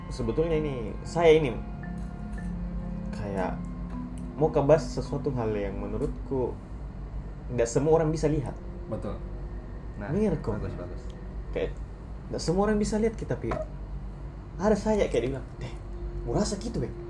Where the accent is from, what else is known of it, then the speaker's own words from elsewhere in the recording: Soppeng, South Sulawesi, Indonesia; born there; orang tua asli Bugis semua Bugis dan saya lahir di Bugis tepatnya kayak, di Sopeng